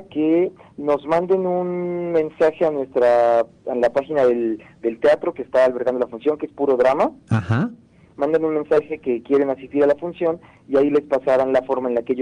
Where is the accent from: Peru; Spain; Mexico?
Mexico; Puebla; creo que es una oportunidad de que como poblanos nos podamos sumar a ayudar